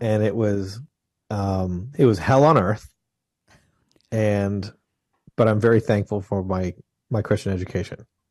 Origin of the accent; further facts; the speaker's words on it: just outside of Toronto, Ontario, Canada; now in Franklin, Tennessee, United States; I was born in Canada. I'm just outside of Toronto in Ontario, the province of Ontario